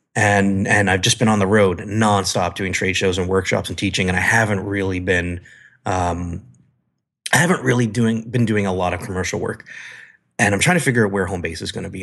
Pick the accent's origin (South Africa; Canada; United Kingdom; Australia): Canada; moved away as an adult; also born or lived in San Diego / Las Vegas / Chicago; now in California, United States; I'm from Canada. Yeah, I know, snow, I grew up with it